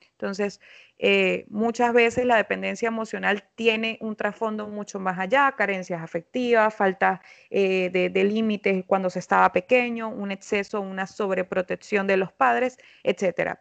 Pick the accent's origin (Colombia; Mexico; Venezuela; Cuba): Venezuela; now in Lima, Peru; Yo soy psicóloga venezolana.